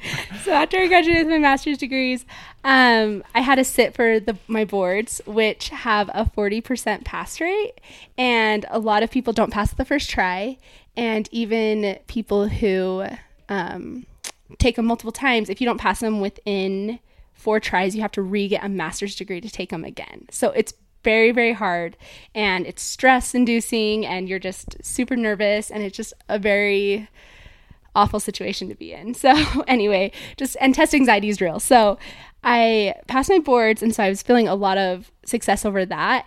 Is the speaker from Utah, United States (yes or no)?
yes; Draper, Utah, United States; also born or lived in California; I was born in California, and I moved to Draper, Utah, where I grew up with my family